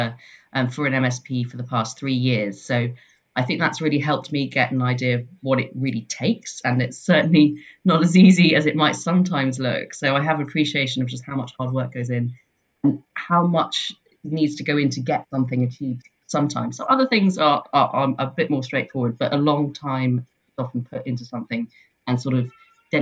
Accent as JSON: {"language": "English", "region": "London", "country": "United Kingdom", "tie": "born or raised there", "moved": "yes", "lives_now": "Leith, United Kingdom", "said": "I was born in London"}